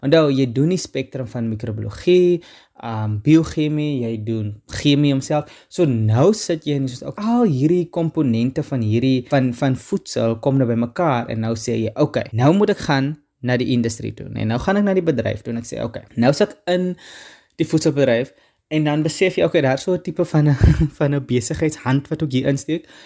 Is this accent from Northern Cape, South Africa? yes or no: yes; Karkams, Northern Cape, South Africa; also born or lived in Stellenbosch; ek kom uit Namakoland uit. So ek is 'n nammetjie, ek kom daar uit die uh tussen die klippe van die Kamiesberge uit, met 'n klein dorpie met naam Karkam